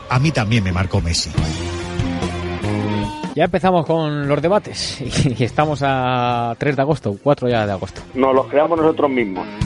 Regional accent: Madrid, Community of Madrid, Spain; Muchas veces vendemos mierda. Yo soy de Madrid.

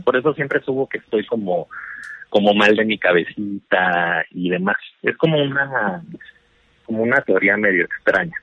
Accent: Chihuahua, Mexico; yo soy de Chihuahua

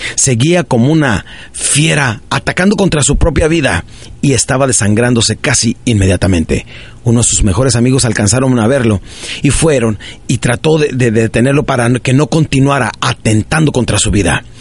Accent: Ciudad Juárez, Chihuahua, Mexico; also born or lived in Parral, Chihuahua; yo crecí en, eh, en Ciudad Juárez, Chihuahua, nací en un pueblito de Chihuahua que se llama Parral, Parral, Chihuahua, y crecí de los siete años en adelante

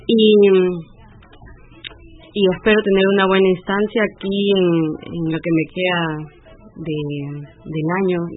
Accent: Lima, Peru; now in Stuttgart, Germany; eh, soy de Lima, Perú

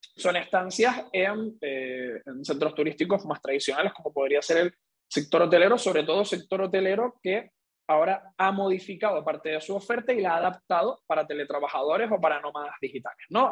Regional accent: Canary Islands, Spain; siendo canario

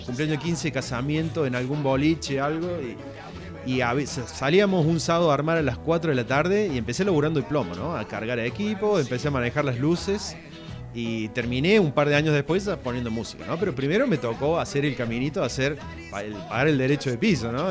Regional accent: Córdoba, Argentina; Yo nací en, barrio Talleres Oeste, allí en la zona cerca del Walmart, ¿no? En la claro. zona de los ferrocarriles

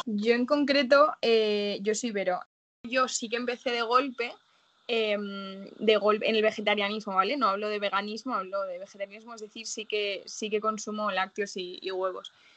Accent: Salamanca, Castile and León, Spain; moved away as an adult; now in Madrid, Spain; yo vengo de Salamanca, además que es una ciudad súper carnívora

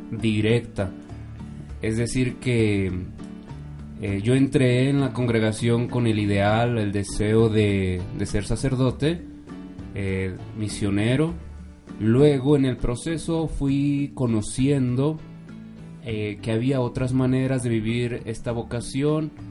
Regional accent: Mexico City, Mexico; born there; Yo nací en la Ciudad de México ahora cuento con 33 años

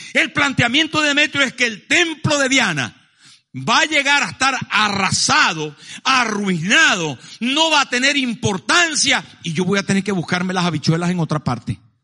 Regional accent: Maracaibo, Zulia, Venezuela; moved away; mi pueblo, en Maracaibo

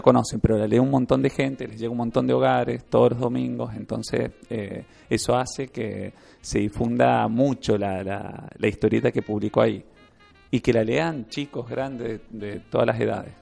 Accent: Mendoza, Argentina; es el lugar de, donde nací así que, que uno lo quiere por, por haber nacido ahí

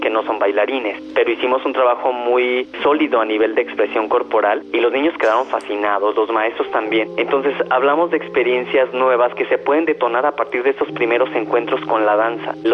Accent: Mexico; eso es algo invaluable para mí, por ejemplo, como mexicano

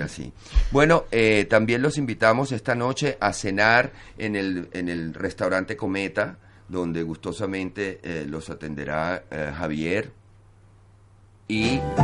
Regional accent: Venezuela; now in Barcelona, Spain; como venezolano

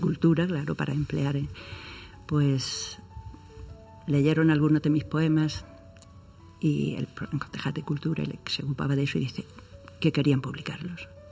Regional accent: Puerto Lumbreras, Region of Murcia, Spain; en mi pueblo, en mi puerto Lumbreras

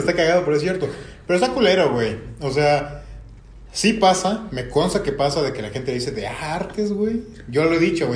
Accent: Mexico; also born or lived in Cadereyta, Querétaro; amo nuestro país

